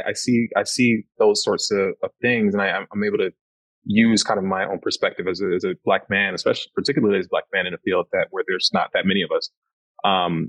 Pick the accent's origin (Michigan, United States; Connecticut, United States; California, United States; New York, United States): Michigan, United States; Detroit; growing up in Detroit